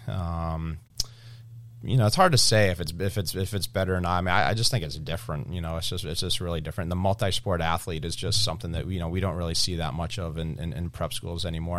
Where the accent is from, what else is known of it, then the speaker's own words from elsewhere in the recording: Cape Cod, Massachusetts, United States; We grew up on the Cape